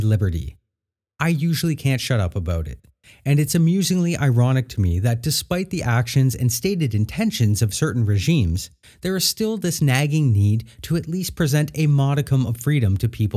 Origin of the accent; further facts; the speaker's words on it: Canada; I say that as a Canadian and future American